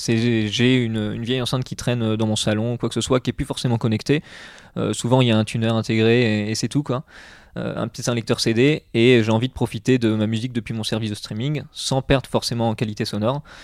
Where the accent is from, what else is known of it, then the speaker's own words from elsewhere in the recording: Bourges, Centre-Val de Loire, France; moved away as an adult; also born or lived in Reims; now in Lille, France; je suis originaire de Bourges, donc dans le centre de la France.